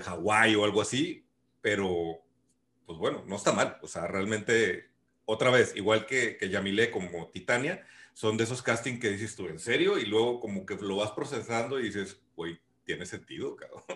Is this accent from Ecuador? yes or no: no; Mexico; Yo soy mexicano